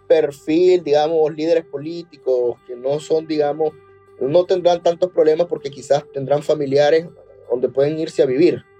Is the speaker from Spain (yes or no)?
no; Nicaragua; yo me siento más nica que, que nunca.